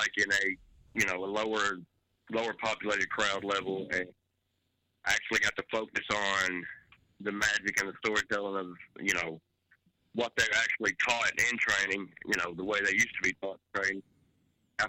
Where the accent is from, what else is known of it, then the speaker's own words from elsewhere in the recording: North Little Rock, Arkansas, United States; I'm from North Little Rock, Arkansas